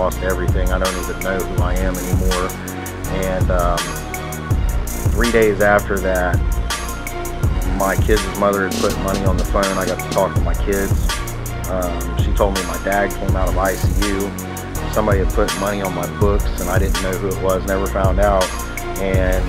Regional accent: Columbus Circleville area, Ohio, United States; also born or lived in Ashville, Ohio; I come from the Columbus Circleville area. I grew up in a broken home.

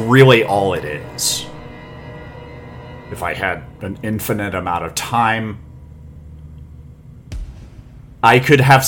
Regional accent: North Carolina, United States; moved away; also born or lived in Santa Monica Bay area, California; I am a hick from North Carolina

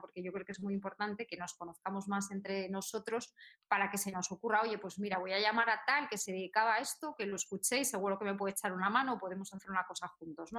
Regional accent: Salinas, Asturias, Spain; moved away as an adult; also born or lived in London; now in Madrid, Spain; yo soy de Asturias

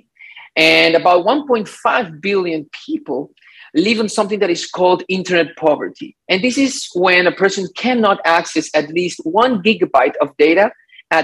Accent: Ecuador; now in Miami, United States; I am from Ecuador, but I live in Miami

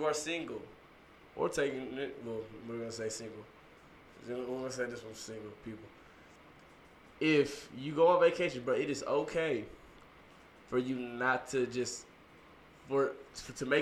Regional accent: Texas, United States; we're from Texas

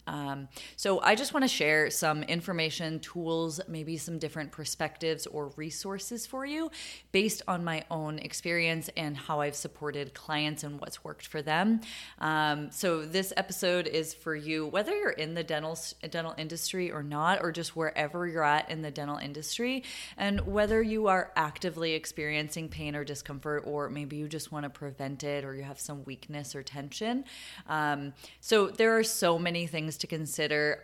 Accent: Boston, Massachusetts, United States; moved away as an adult; also born or lived in Vermont; now in San Diego, United States; I was born and raised in Boston

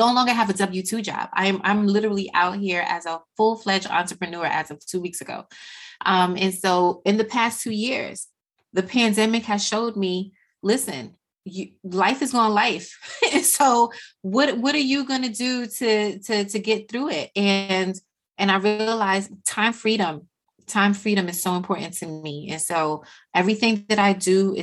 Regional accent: Jamaica; I am Jamaican and there is a house in the hills of St. Anne's that I will always return to no matter what.

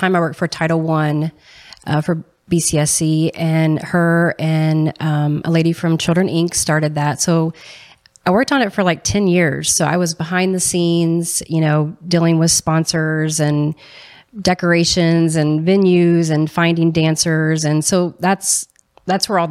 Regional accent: Ferdinand, Indiana, United States; now in Columbus, United States; I grew up in a little town in southern Indiana called Ferdinand

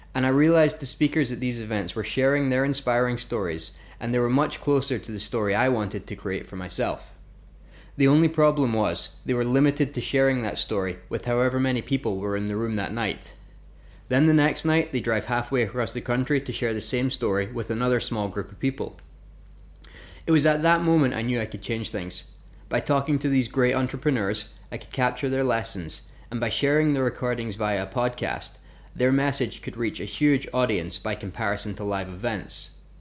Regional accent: Fife, Scotland, United Kingdom; moved away as an adult; also born or lived in Glasgow / Lancaster / Vancouver, Canada; I was born and grew up in a place called Fife in Scotland

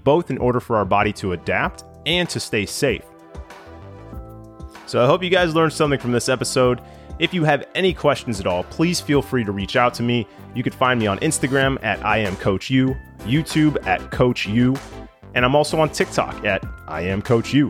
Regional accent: West Coast, United States; I grew up on the West Coast

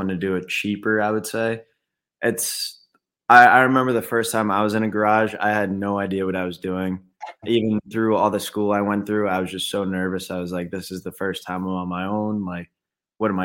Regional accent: New York, United States; moved away as an adult; now in Naples, Florida, United States; I'm originally from New York.

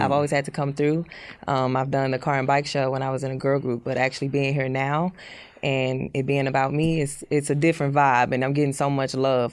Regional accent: Houston, Texas, United States; I was born in Houston

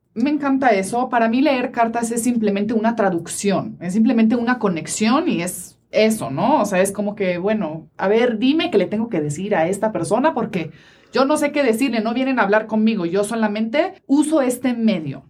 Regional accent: Italy; now in Mexico; vengo de Italia

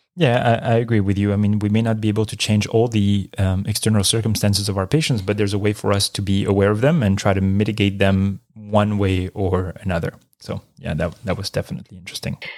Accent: Marseille, Provence-Alpes-Côte d'Azur, France; moved away; my hometown of Marseille, France

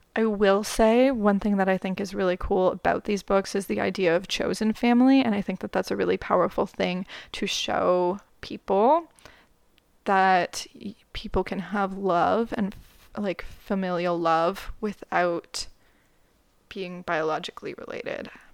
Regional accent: Canada; I'm Canadian

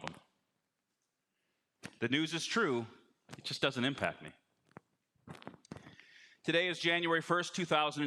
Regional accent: Chicago, Illinois, United States; I'm from Chicago

